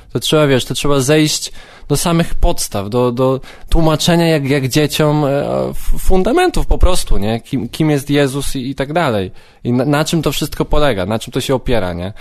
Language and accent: Polish; Radymno, Subcarpathian Voivodeship, Poland; moved away as an adult; now in Kraków, Poland; Urodziłem się w Radymnie na Podkarpaciu